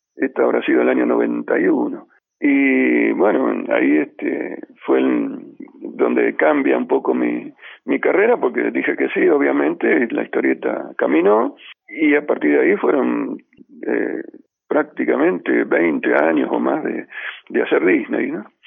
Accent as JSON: {"language": "Spanish", "town": "Ramallo", "region": "Buenos Aires Province", "country": "Argentina", "tie": "born or raised there", "moved": "yes", "said": "volver a mi pueblo, a Ramallo"}